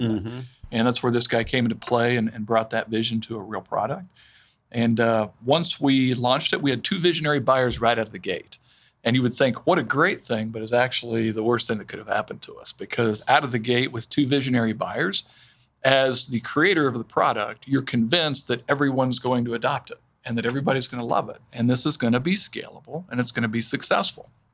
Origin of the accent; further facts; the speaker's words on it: Wichita, Kansas, United States; I grew up here in Wichita. Mm. I was actually born in Kansas City, but uh, you know, so I'm told. I mean, like I was five when we moved to Wichita